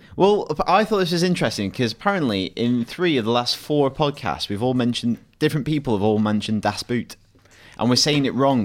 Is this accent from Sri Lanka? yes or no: no; Blackburn, North West England, United Kingdom; born or raised there